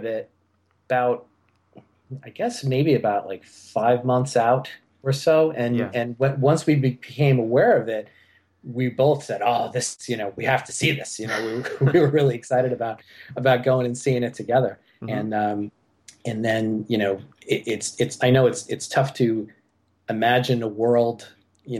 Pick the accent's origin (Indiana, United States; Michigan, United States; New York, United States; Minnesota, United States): New York, United States; New York City; I grew up here in Staten Island, New York, where I've lived most of my life